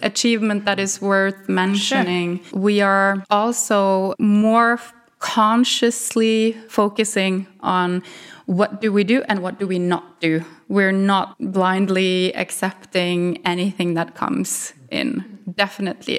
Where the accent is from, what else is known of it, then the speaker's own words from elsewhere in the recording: Norway; English is a second language; I'm from Norway